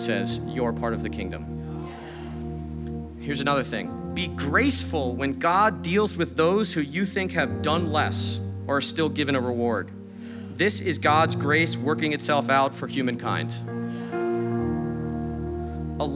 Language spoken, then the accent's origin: English; New York City, New York, United States; I'm a New Yorker, I'm straightforward